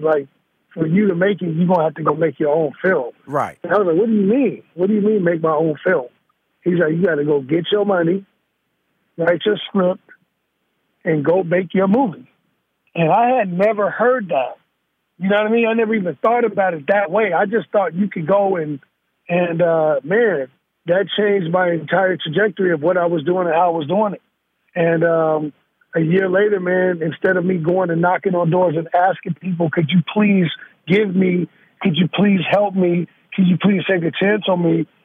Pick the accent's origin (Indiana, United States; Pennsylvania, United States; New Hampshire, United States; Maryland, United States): Indiana, United States; Gary; also born or lived in Chicago, Illinois; now in Northern California, United States; I'm raised in Gary, Indiana.